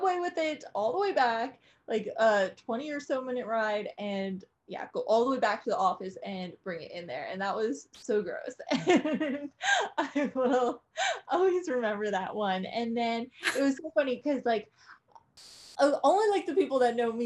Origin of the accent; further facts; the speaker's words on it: New Jersey, United States; moved away as an adult; also born or lived in New York; now in Nashville, United States; I'm from New Jersey